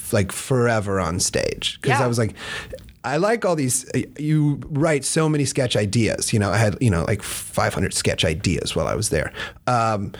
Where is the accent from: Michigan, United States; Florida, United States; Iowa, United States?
Iowa, United States; now in Los Angeles, United States; I'm from Iowa